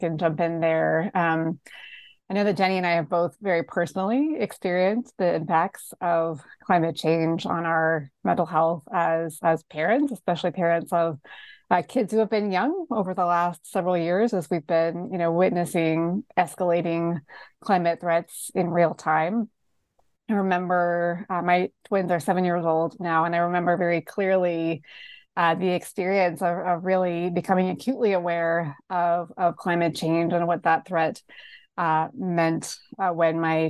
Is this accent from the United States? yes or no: yes; North Carolina, United States; my home state of North Carolina, where I lived at the time